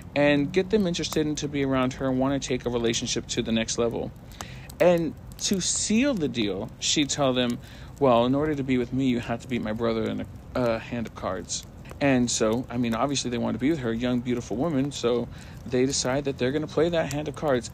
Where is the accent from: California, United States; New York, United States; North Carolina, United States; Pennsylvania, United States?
California, United States; I'm from California